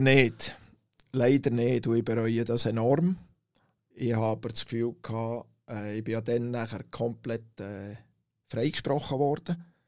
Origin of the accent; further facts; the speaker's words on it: Langnau im Emmental, Bern, Switzerland; als Kind aufgewachsen in Langnau